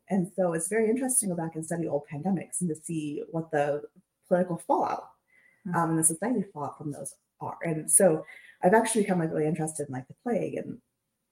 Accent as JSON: {"language": "English", "region": "Nebraska", "country": "United States", "said": "I'm from Nebraska"}